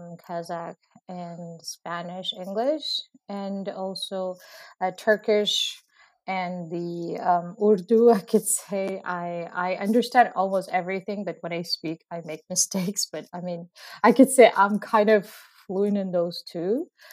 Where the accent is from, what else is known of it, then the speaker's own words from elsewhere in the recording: Uzbekistan; English is a second language; now in Canada; I come from Uzbekistan. For many of you who don't know Uzbekistan, because I was surprised actually that a lot of people don't know Uzbekistan